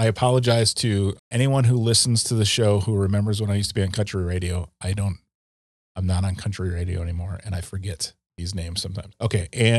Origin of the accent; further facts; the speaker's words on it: Waukesha County, Wisconsin, United States; I grew up in Waukesha County and used to have to help out with some of our farmer neighbor friends